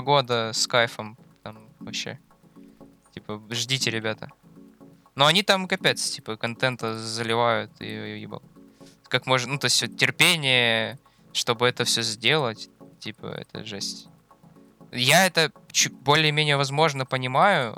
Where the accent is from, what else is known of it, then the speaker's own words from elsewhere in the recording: Donetsk, Donetsk Oblast, Ukraine; я из Донецка